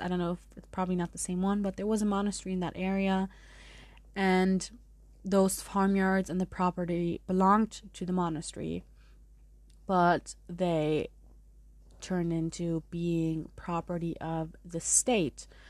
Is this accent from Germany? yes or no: yes; Munich, Bavaria, Germany; accent: German; also born or lived in San Diego; I did grow up with both languages, and part of me is from San Diego, but I grew up mostly in Munich. So you may hear my German through some pronunciations.